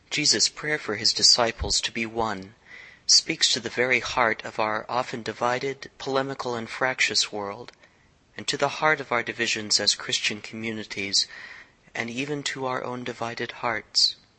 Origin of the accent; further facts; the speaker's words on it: the Bible Belt, United States; I grew up in Bible Belt country, in the heyday of Jerry Falwell and other evangelicals